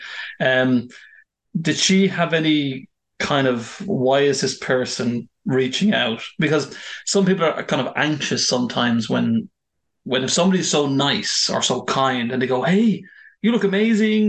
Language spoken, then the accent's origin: English; Ireland; moved away as an adult; I'm from Ireland, but I've lived abroad for a number of years. And when I came back to Ireland